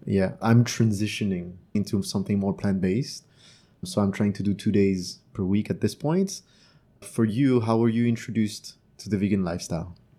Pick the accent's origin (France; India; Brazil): France; first language French; English is a second language; also born or lived in Canada; now in Vietnam; I was born and raised in France